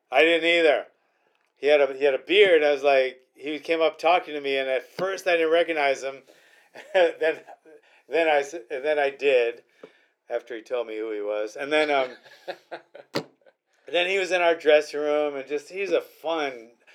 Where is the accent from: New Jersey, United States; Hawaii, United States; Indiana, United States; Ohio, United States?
Hawaii, United States; also born or lived in Queens, New York; now in Royal Grande, California, United States; I was raised in Hawaii.